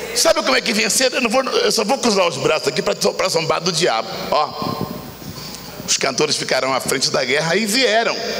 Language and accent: Portuguese; Rio de Janeiro, Brazil; moved away as an adult; also born or lived in Brasília area (Federal District), 15 years; Eu, eu moro no Rio de novo, né? Eu morei 15 anos aqui, agora eu voltei para o Rio desde setembro, porque eu sou do Rio.